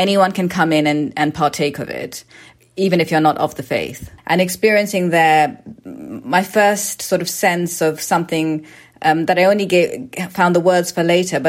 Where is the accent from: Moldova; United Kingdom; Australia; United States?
United Kingdom; born there; And so for my parents, after I was born in the UK